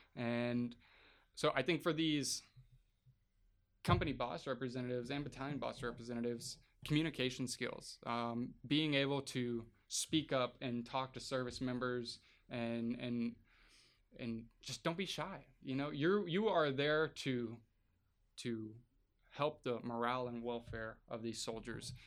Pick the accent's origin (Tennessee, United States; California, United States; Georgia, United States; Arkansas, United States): Arkansas, United States; moved away as an adult; now in Alaska, United States; I'm from from Arkansas, deep deep south Podunk town